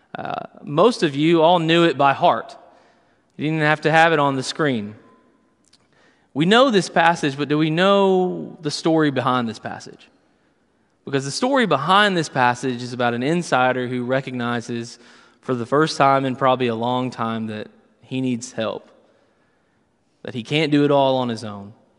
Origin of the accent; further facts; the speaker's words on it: Western Kentucky, United States; I grew up in Western Kentucky